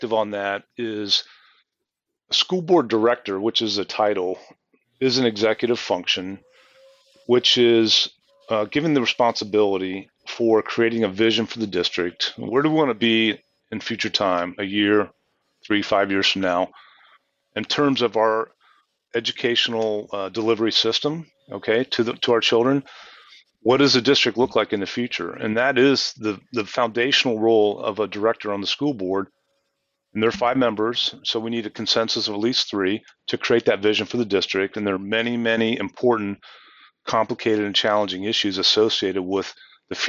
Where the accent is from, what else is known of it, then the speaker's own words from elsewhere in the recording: Columbus, Ohio, United States; moved away as an adult; now in Mercer Island, United States; I was born in Columbus, Ohio, grew up there.